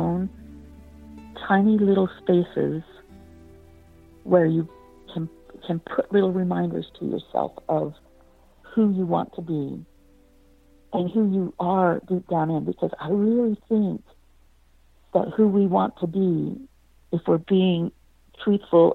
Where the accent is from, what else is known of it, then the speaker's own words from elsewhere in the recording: Pennsylvania, United States; moved away as an adult; also born or lived in Utah; I'm from Pennsylvania